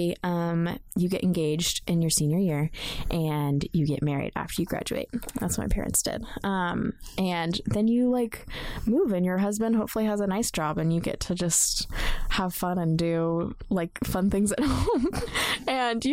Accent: Texas, United States; Kind of in the circles that I grew up in Texas, I grew up in the Bible Belt.

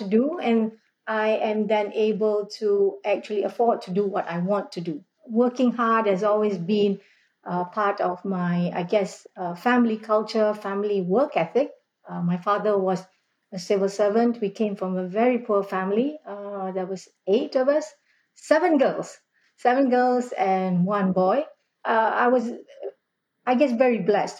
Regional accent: Malaysia; moved away as an adult; I was born in a newly independent Malaysia. So, growing up in Malaysia, post-independence

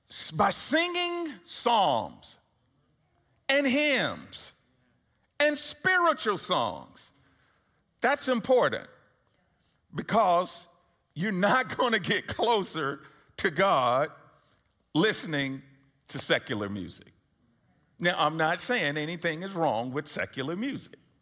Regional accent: Atlanta, Georgia, United States; I was born and raised here in Atlanta

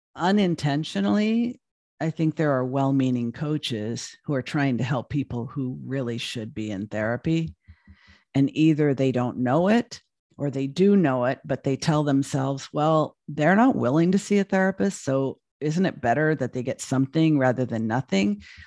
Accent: Los Angeles, California, United States; moved away as an adult; now in Portland, United States; I'd lived in L A all my life.

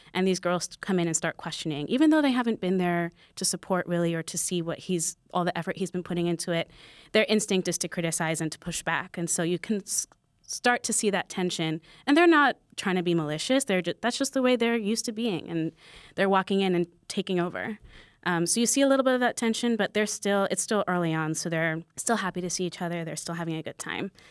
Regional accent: New York, United States; a lot of people that I grew up with in New York

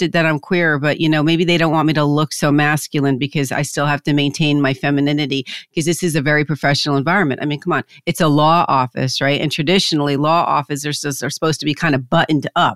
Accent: New Jersey, United States; I'm from Jersey

